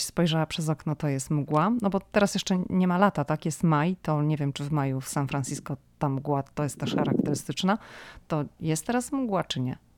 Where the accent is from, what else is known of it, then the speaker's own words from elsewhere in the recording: Szczecin, West Pomeranian Voivodeship, Poland; moved away as an adult; now in United States; ja jestem ze Szczecina